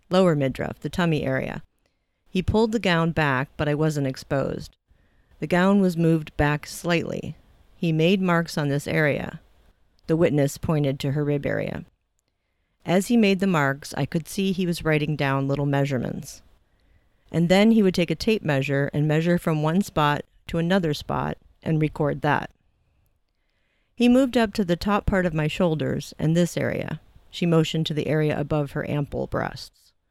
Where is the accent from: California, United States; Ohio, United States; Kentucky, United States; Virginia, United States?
Kentucky, United States; I mentioned I'm from Kentucky and I like the Bloomington area a lot, but I didn't like the weather as much as I do in Kentucky.